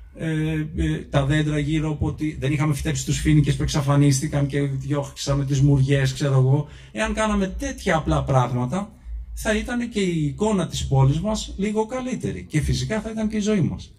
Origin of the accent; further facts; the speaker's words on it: Kymi, Central Greece, Greece; εγώ είμαι από την Κίμη